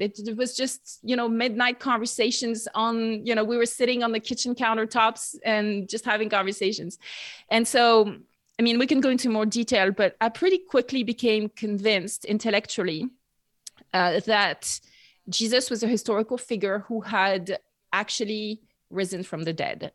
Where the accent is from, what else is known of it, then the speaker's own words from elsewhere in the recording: near Bordeaux, Nouvelle-Aquitaine, France; English is a second language; moved away as an adult; I grew up in France, uh, near Bordeaux, southwest